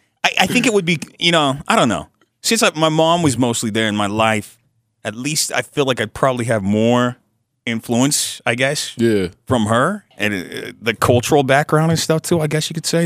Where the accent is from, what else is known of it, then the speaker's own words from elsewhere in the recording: Utah, United States; I'm actually from here.